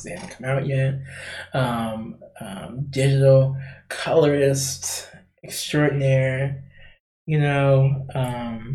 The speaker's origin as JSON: {"language": "English", "town": "Gary", "region": "Indiana", "country": "United States", "tie": "born or raised there", "said": "I grew up in Gary, Indiana"}